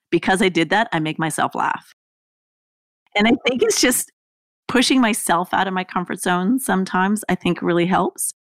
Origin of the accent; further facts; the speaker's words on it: Canada; moved away as an adult; also born or lived in Australia; I lived in Australia. I was from Canada.